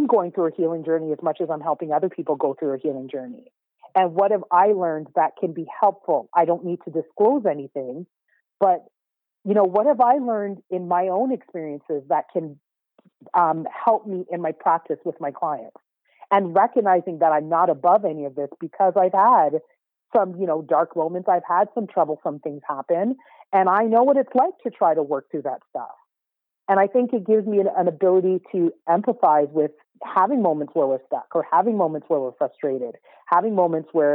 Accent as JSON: {"language": "English", "country": "Canada", "tie": "born or raised there", "said": "because I was born in Canada, I am a Canadian by birth. I very much identify with my Caribbean heritage, but I was born here."}